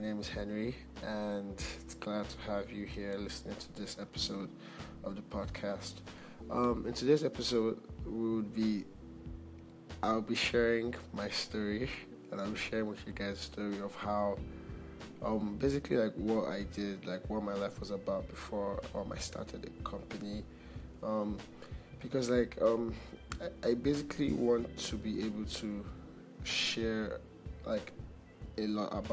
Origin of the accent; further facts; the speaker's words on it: Nigeria; also born or lived in London / Abia State; I'm a Nigerian. My parents are Nigerian. I was actually born in London. I grew up in Nigeria. I'm Igbo. We're from Abia State